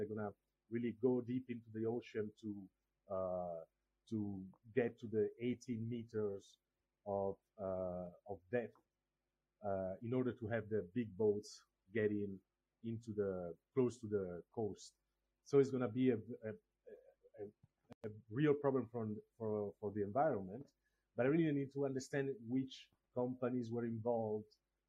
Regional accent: Togo; born there; I was born in Africa, I was born in Togo, but I don't know where my roots are, because my biological parents didn't leave any traces.

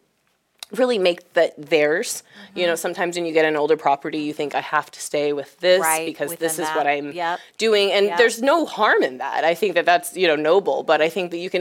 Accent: Springfield, Illinois, United States; I'm originally from Springfield

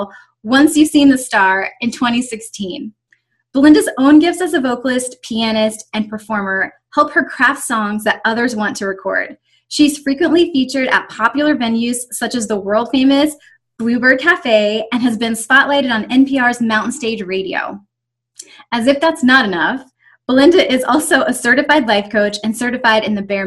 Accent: Buckhannon, West Virginia, United States; I grew up in Buchanan, West Virginia

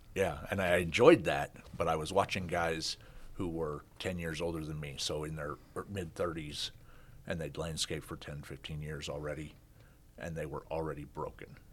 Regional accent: Kansas, United States; moved away as an adult; also born or lived in Australia / Sioux Falls, South Dakota; I grew up in, I grew up in Kansas

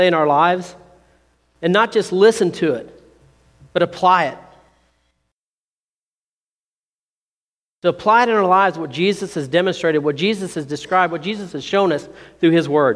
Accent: Seymour, Indiana, United States; I grew up down in Seymour

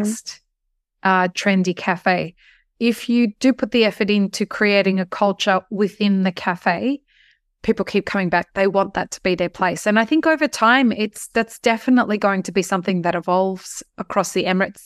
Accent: Australia; as an Australian

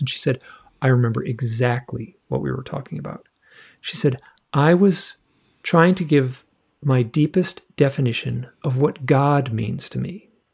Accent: Michigan, United States; moved away; I grew up in Michigan

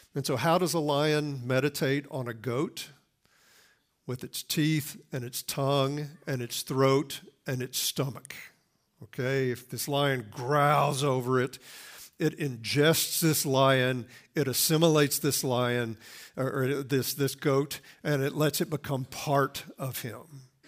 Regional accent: the Bible Belt, United States; I grew up in the Bible Belt, I mean, right in the buckle of the Bible Belt

